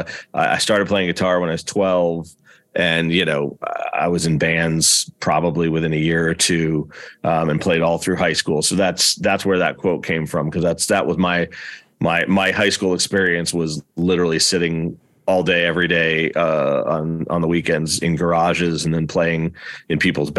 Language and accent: English; Easton, Pennsylvania, United States; also born or lived in Boston; I grew up on the East Coast too. I was born in Boston, and grew up mostly north of Philadelphia, about halfway between New York and Philly, in a place called Easton, Pennsylvania